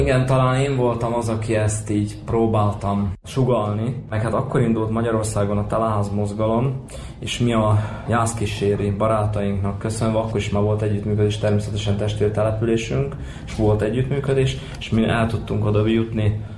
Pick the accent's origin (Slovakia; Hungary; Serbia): Serbia; Moravica, Vojvodina; also born or lived in Horgoš / Subotica / Novi Sad; Ide születtem Moravicára, mondhatjuk így. Itt is nőttem fel.